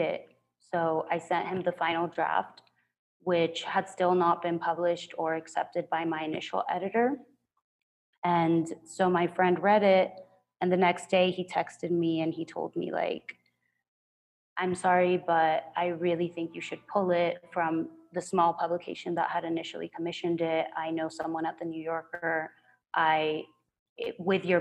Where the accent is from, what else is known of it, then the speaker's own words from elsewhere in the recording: Culiacán, Sinaloa, Mexico; prior in Culiacán, my hometown